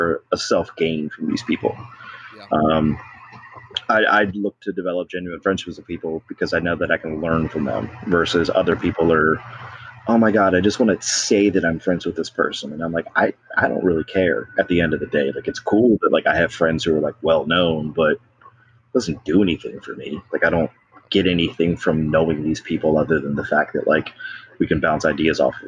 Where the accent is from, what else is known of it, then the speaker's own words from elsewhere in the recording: Baltimore, Maryland, United States; I'm from Baltimore